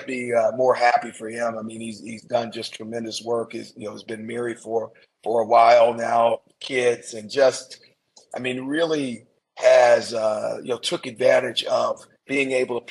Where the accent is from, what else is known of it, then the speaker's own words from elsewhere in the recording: Anaheim, California, United States; I grew up in Anaheim, California